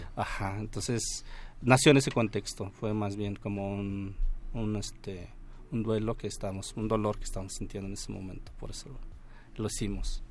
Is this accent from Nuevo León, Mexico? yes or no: no; Mixe people, Oaxaca, Mexico; en los libros de historia de México nos conocen por los mijes, pero nosotros nos autonombramos Ayuk.